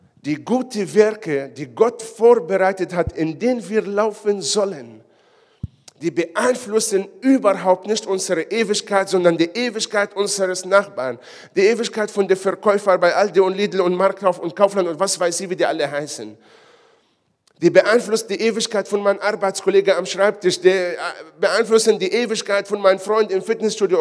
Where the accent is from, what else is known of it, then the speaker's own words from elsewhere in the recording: Israel; now in Ulm, Germany; Ich komme ja aus Israel